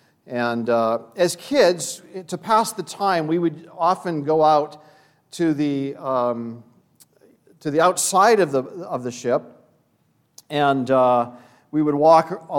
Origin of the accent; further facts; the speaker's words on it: Vancouver, British Columbia, Canada; I grew up in Vancouver, British Columbia.